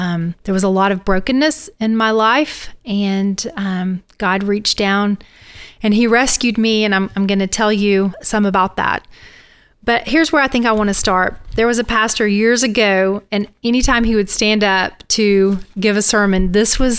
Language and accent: English; Northeast Alabama, United States; moved away as an adult; also born or lived in Mobile, Alabama; now in Tampa, United States; I grew up in Northeast Alabama